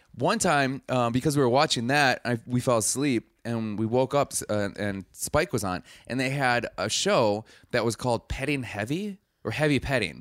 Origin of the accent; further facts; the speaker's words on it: Milwaukee, Wisconsin, United States; I'm from Milwaukee